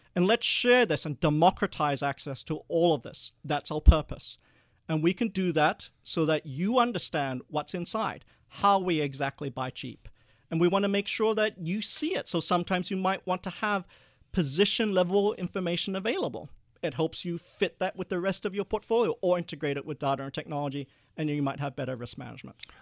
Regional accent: Perth, Western Australia, Australia; also born or lived in Malaysia; we were one of the first Asian families after the White Australia policy to move to Perth

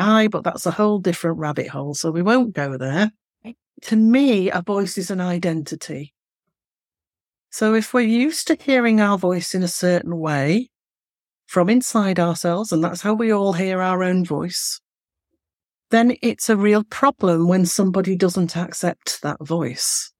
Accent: Manchester, North West England, United Kingdom; accent: Mancunian; I'm from the north, I'm from Manchester, and you can hear that in the way that I speak. So I don't speak in broad Mancunian.

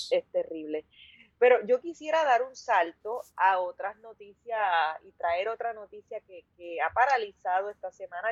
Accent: Puerto Rico; also born or lived in Los Angeles; somos de Puerto Rico

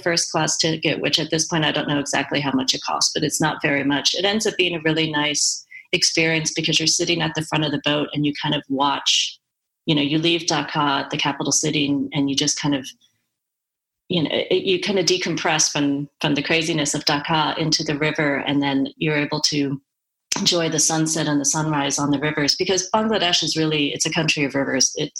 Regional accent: United States; Dan and I are white, we're American

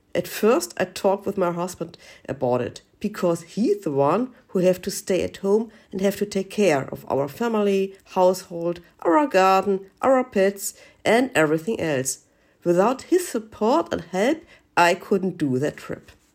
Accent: Germany; from Germany.

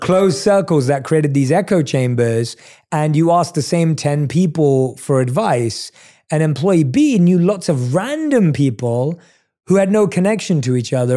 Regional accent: London, United Kingdom; I was born and raised in London

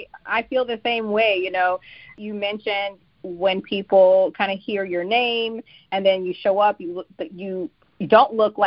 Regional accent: Texas, United States; I'm not. I'm from Texas.

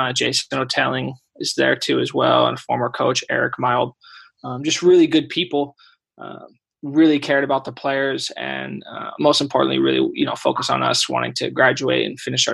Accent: Fresno, California, United States; also born or lived in Davis / Sweden / Ireland; It's my hometown

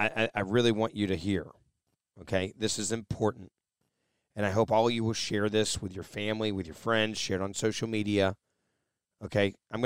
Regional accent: Pennsylvania, United States; Pennsylvania, oh, that's me. Yeah, I'm from Pennsylvania.

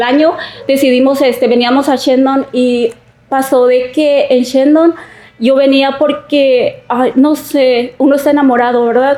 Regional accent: Oaxaca, Mexico; now in California, United States; Soy de la ciudad de Oaxaca.

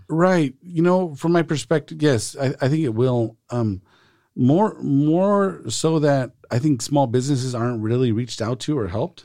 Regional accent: Salinas, California, United States; I was born and raised here in Salinas

